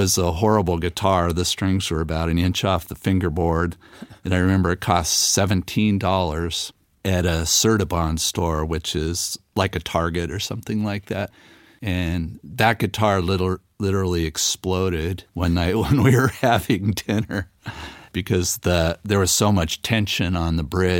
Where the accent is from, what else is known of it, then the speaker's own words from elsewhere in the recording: Torrance, California, United States; moved away as an adult; also born or lived in Palos Verdes / Tehachapi; now in Ramona, United States; I was born in the South Bay area of Los Angeles. So I mostly grew up in Torrance and then later Palos Verdes